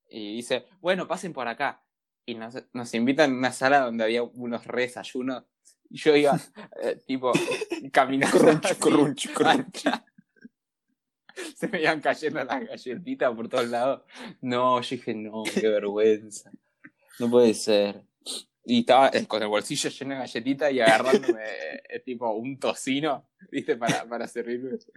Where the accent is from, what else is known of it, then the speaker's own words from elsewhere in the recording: Argentina; somos argentinos, lo único que necesitamos es un descuento.